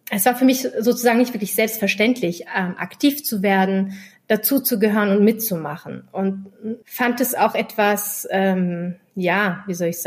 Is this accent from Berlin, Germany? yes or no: yes; Berlin, Germany; born there; ich bin in Kreuzberg geboren. Äh, mein Opa ist ähm, in den 70ern nach Berlin, nach Kreuzberg migriert.